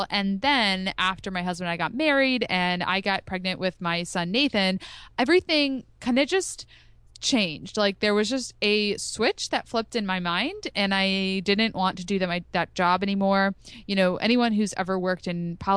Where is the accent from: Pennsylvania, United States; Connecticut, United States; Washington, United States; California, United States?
Pennsylvania, United States; outside of Philadelphia; I grew up outside of Philadelphia.